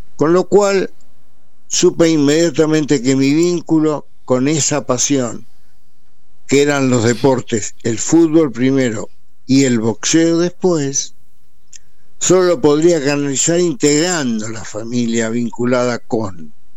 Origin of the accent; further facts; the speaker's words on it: Buenos Aires, Argentina; also born or lived in Montevideo, Uruguay; Yo nací en Montevideo y a los tres años me vine, para, me trajeron para Buenos Aires y yo, estando en Buenos Aires, adquirí la cultura de la porteñidad